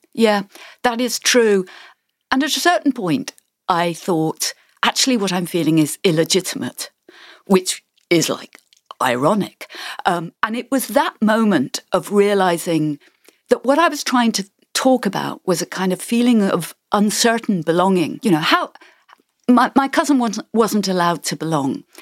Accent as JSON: {"language": "English", "region": "England", "country": "United Kingdom", "tie": "born or raised there", "said": "We were all growing up in England"}